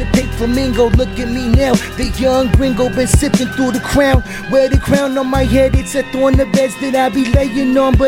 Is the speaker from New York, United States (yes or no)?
no; Antioch, Tennessee, United States; I'm from Antioch, Tennessee. Born and raised